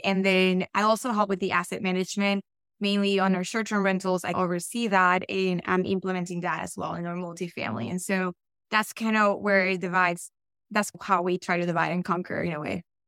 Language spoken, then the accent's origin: English; Colombia; accent: Colombian; English is a second language; moved away; also born or lived in Florida / Texas; I, I am very much Colombian, and you'll hear it in my accent